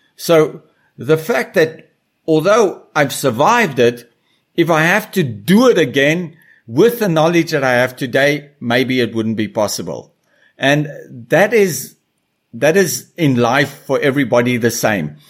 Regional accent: South Africa; moved away; also born or lived in Brazil; as a kid growing up in South Africa around animals

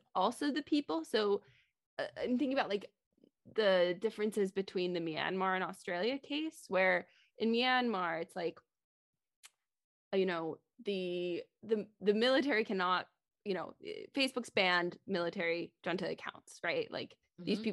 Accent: California, United States; I'm from California

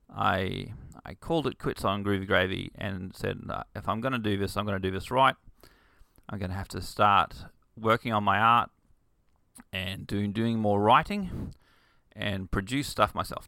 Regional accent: Bundaberg, Queensland, Australia; I grew up in Bundaberg, which is a small rural town in Queensland, Australia.

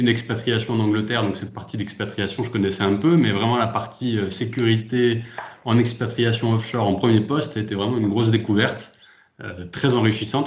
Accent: Lyon, Auvergne-Rhône-Alpes, France; moved away as an adult; now in south-west France; je suis originaire de Lyon, expatrié dans le sud-ouest depuis quelques

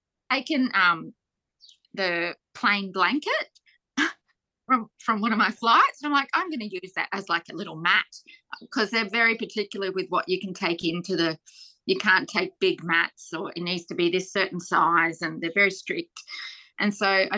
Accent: Australia

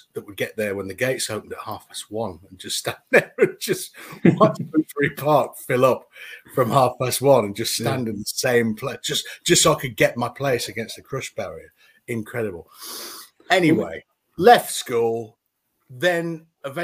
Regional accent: Hull, Yorkshire and the Humber, United Kingdom; But I am from Hull. I went to Anlaby School. I went to Wolfreton School.

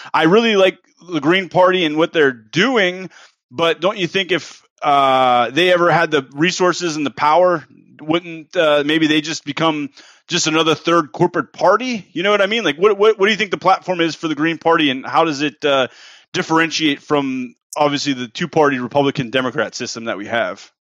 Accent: East Coast, United States; moved away as an adult; now in Texas, United States; I'm from the East Coast. I'm an East Coaster. I've been in Texas for the last uh, year now

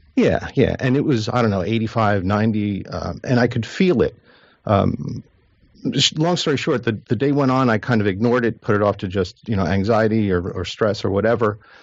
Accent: New Jersey, United States; I'm from New Jersey

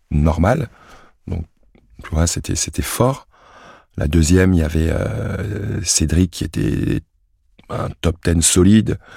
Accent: France; also born or lived in Cameroon; je suis français, mm. et pas de stress, je suis français, mais je suis aussi camerounais.

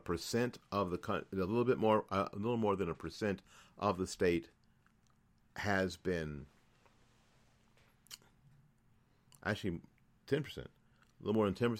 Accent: New Jersey, United States; So far, a lot better than my home state of New Jersey.

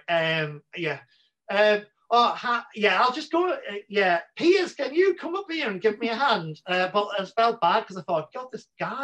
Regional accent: Newcastle upon Tyne, North East England, United Kingdom; accent: Geordie; moved away as an adult; Newcastle where I'm from, like people think my accent's quite strong.

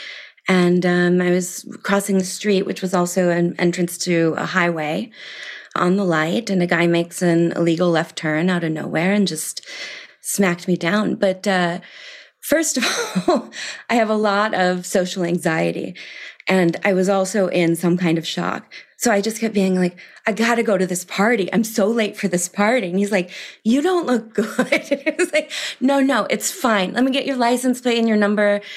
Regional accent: Milwaukee, Wisconsin, United States; moved away as an adult; also born or lived in Providence / Paris / New York; I grew up in Milwaukee, Wisconsin

